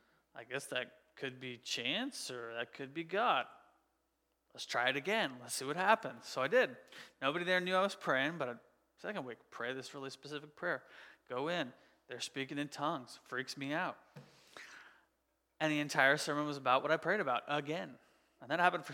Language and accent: English; Portland, Oregon, United States; I grew up outside Portland, Oregon